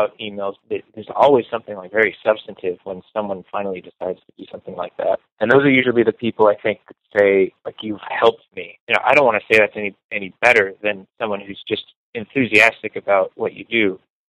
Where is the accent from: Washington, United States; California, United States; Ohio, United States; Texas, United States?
California, United States; Rancho Palos Verdes; I grew up in a affluent suburb called Rancho Palos Verdes.